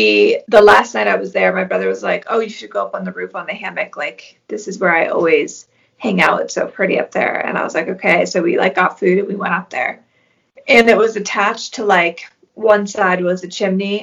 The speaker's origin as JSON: {"language": "English", "town": "Sidney", "region": "Maine", "country": "United States", "tie": "born or raised there", "also_born_or_lived": "Portsmouth, New Hampshire / Maryland", "said": "when I was like 4, we moved to like central Maine, Sydney, Maine. And that's pretty much where I grew up."}